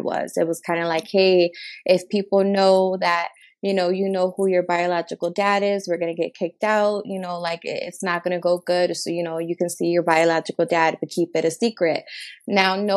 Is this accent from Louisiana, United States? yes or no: no; Chicago, Illinois, United States; I was born and raised in Chicago, Illinois.